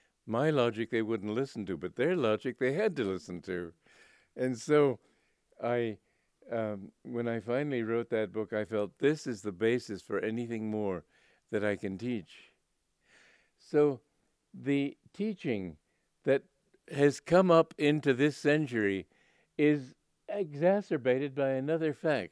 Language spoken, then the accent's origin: English; Romania; And I'm from Romania, but I don't.